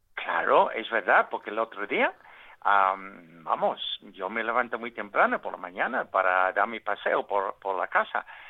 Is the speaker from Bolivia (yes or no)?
no; Hong Kong; moved away; nací en Hong Kong eh, hace cuarenta y tantos años